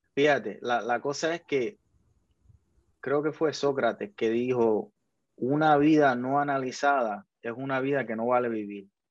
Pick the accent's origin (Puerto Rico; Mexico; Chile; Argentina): Puerto Rico; Puerto Rico es un país de que se, se engaña a sí mismo pensando que somos mejores